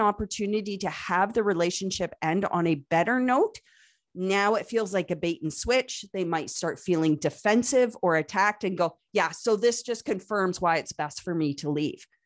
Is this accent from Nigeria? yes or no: no; Canada; accent: Canadian; Yes, I am Canadian. You probably heard it in my accent a couple of times